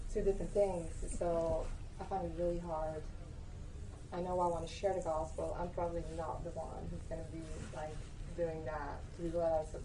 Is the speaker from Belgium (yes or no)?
yes; Belgium; moved away; I'm from Belgium